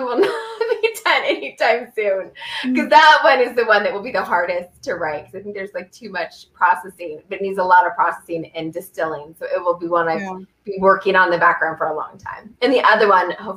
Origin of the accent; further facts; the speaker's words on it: Southern Oregon, United States; moved away as an adult; We're both from Oregon